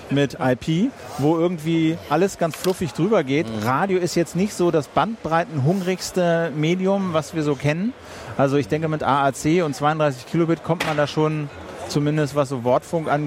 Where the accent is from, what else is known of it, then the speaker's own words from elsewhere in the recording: Berlin, Germany; Ich komme aus Berlin, ja.